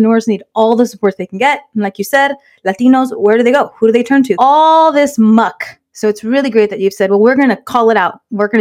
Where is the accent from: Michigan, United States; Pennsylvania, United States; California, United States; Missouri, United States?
California, United States; Inglewood; We were raised in Inglewood